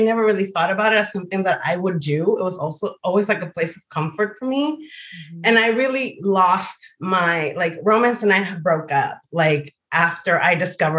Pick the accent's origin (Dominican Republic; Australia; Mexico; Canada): Dominican Republic; moved away as an adult; I grew up in the DR. I grew up in the Dominican Republic. I was down until I was 23, and I did all of my schooling through college there.